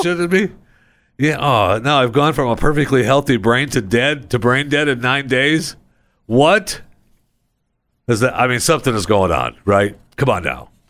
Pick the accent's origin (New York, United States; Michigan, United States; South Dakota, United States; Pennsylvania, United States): Michigan, United States; Saginaw; I was born in Saginaw